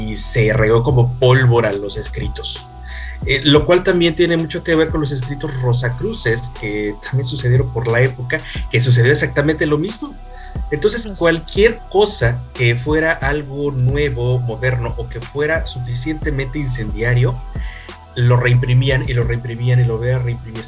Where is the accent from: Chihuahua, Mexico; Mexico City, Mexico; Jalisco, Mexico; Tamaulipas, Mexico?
Mexico City, Mexico; somos de Ciudad de México